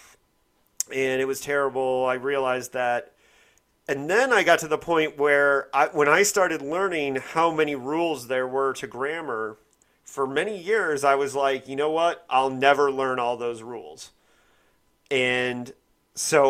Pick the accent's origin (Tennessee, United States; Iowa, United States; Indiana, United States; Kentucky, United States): Indiana, United States; Bloomington; I was growing up in Bloomington, Indiana